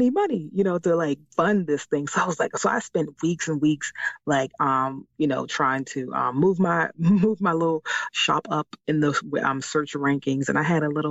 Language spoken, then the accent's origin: English; Washington, District of Columbia, United States; born or raised there; moved away as an adult; now in Maryland, United States